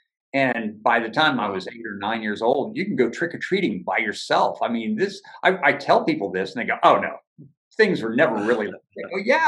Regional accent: Port Royal, Virginia, United States; also born or lived in Germany / Bowling Green, Virginia; I grew up in Port Royal, Virginia. There's two towns in Caroline County. Port Royal is the other town.

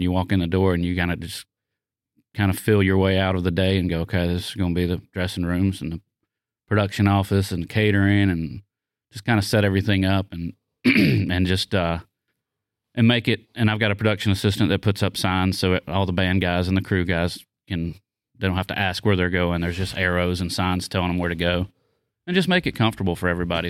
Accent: the South, United States; I'm from the South

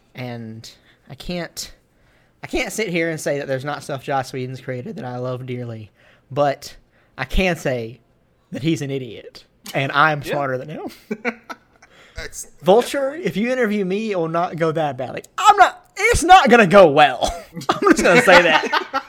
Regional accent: the South, United States; I love wrestling, and I'm from the South.

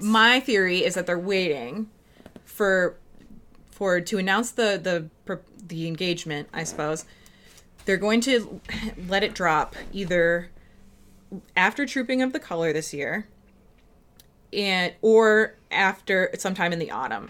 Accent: Minnesota, United States; accent: Minnesota accent; we're from Minnesota, the two of us

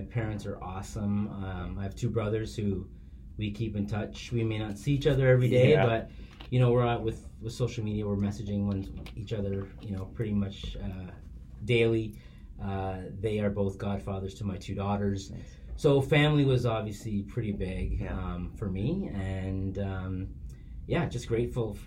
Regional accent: Toronto, Ontario, Canada; majority of my years growing up were Malvern, which is like Nielsen Finch area

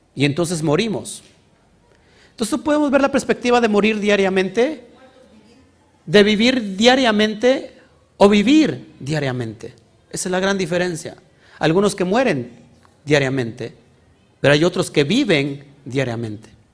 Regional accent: Orizaba Valley, Veracruz, Mexico; Somos del estado de Veracruz, del Valle de Orizaba, el Valle Profético.

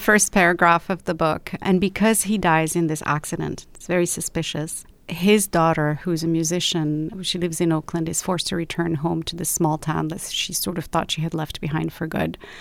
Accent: Rabat, Rabat-Salé-Kénitra, Morocco; moved away as an adult; also born or lived in London; now in Los Angeles, United States; I was born and raised in Morocco and lived in the same house my entire life.

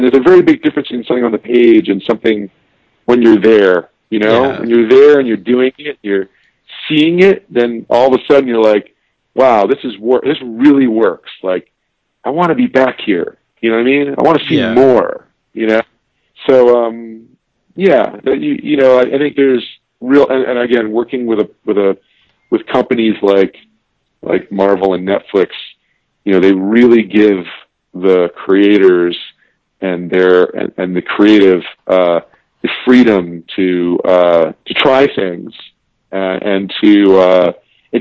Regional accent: New York City, New York, United States; I grew up on the Upper West Side of New York City, on 105th and Broadway

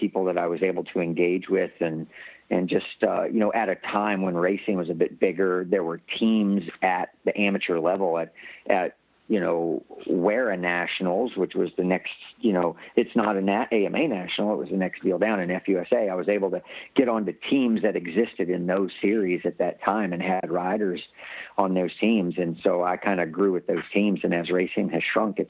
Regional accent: Gulfport, Mississippi, United States; growing up in South Mississippi

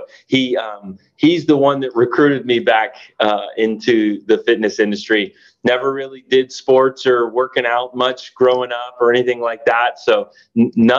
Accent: the South, United States; I grew up in the South

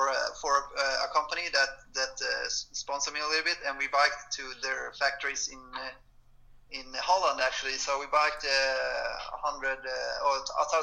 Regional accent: Varberg, Halland County, Sweden; born or raised there

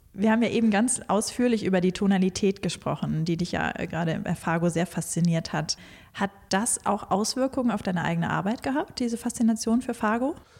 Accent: North Hesse, Germany; ich bin in Nordhessen aufgewachsen

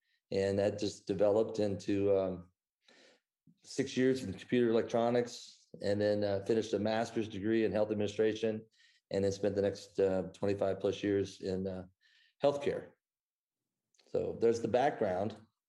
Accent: Midwest, United States; moved away as an adult; now in Dallas, United States; I was raised in the Midwest. And when I finished my undergrad in business administration, decided to move to Dallas, Texas.

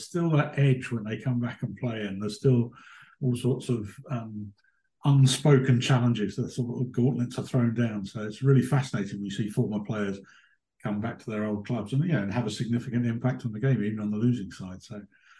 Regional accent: Hertfordshire, East of England, United Kingdom; moved away; I grew up in Hertfordshire and played a lot of club cricket down there

